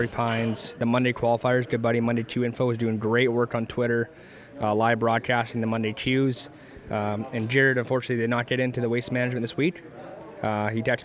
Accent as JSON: {"language": "English", "region": "small town Saskatchewan", "country": "Canada"}